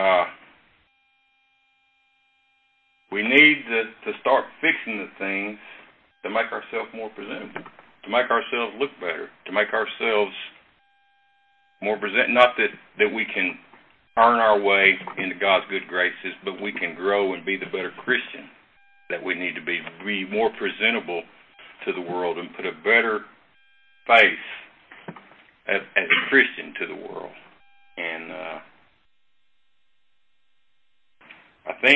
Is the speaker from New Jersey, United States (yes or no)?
no; Brownwood, Texas, United States; I grew up in Brownwood